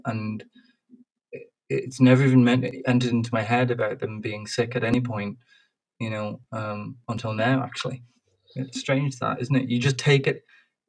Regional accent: Ireland; obviously I'm Irish

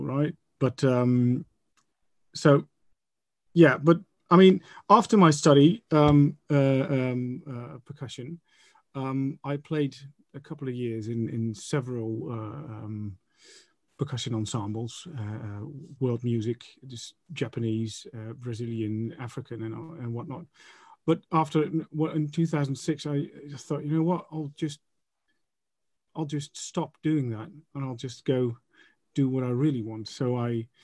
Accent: Enschede, Overijssel, Netherlands; moved away as an adult; also born or lived in Amsterdam; I went to the conservatorium in my hometown in Enschede

